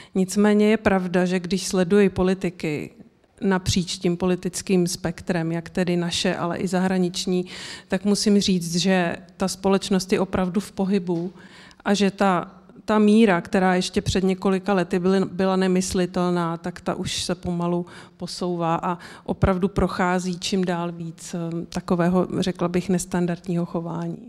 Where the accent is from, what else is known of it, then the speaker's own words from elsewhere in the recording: Czechia; my jako Češi